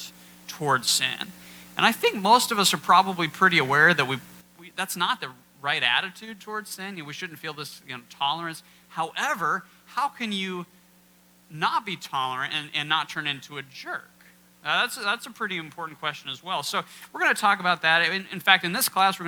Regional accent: Kansas, United States; now in Iowa, United States; I'm from Kansas and moved to Iowa

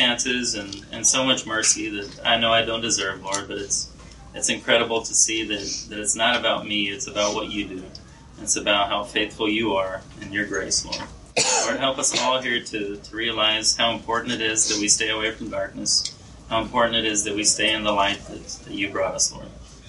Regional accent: Brazil; I was born and raised in Brazil. My parents were missionaries there.

